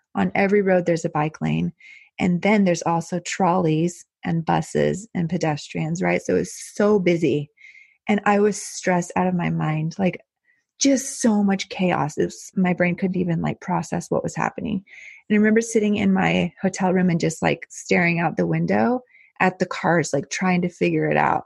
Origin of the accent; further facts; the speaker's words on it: El Paso, Texas, United States; moved away as an adult; now in Netherlands; I grew up in El Paso, Texas, which is right on the border of Mexico.